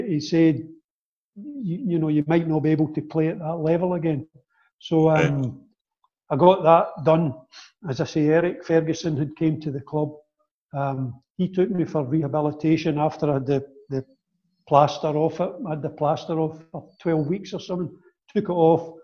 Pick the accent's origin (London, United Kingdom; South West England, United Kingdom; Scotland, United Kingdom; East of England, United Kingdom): Scotland, United Kingdom; Kilmarnock; a move to Kilmarnock, which was my hometown